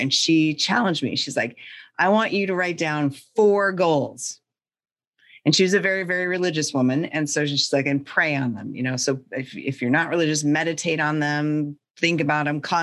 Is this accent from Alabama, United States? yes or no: no; North Central Montana, United States; And I grew up in North Central Montana in the middle of nowhere, in a town of like 500 people nestled up against the Canadian border and on the prairie.